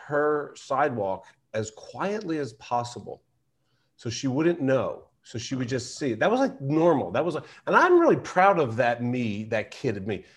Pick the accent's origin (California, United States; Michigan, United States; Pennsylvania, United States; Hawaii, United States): Pennsylvania, United States; Philadelphia; I'm from Philadelphia